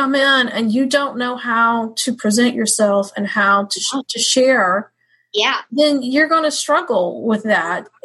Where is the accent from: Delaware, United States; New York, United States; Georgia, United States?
Georgia, United States; we're both Georgia girls, but she's got a little more Georgia in her than me